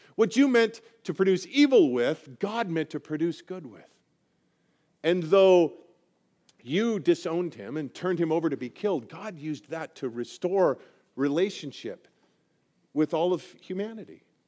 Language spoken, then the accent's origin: English; Colorado, United States; I grew up in Colorado and grew up right in the foothills, right at the base of the Rocky Mountains